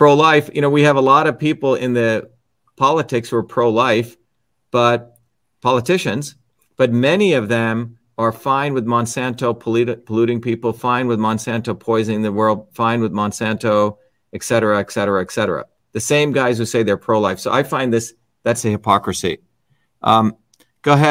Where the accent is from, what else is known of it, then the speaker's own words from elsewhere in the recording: India; now in United States; Suresh and I come from India